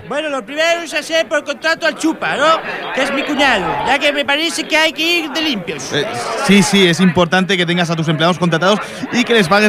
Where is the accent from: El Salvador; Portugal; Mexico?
Portugal; Spanish is a second language; ya que soy portugués